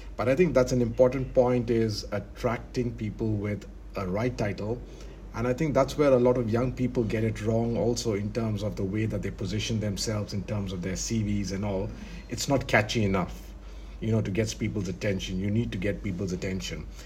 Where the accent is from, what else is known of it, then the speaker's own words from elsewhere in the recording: India; now in Abu Dhabi, United Arab Emirates; I'm Indian. I'm in Abu Dhabi